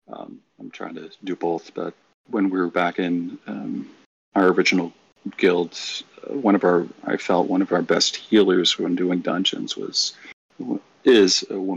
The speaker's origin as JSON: {"language": "English", "region": "Massachusetts", "country": "United States", "moved": "yes", "said": "Uh, well, so I'm from Massachusetts. Anyone knows too that folks like us, I don't have an accent anymore. I moved around and it neutralized"}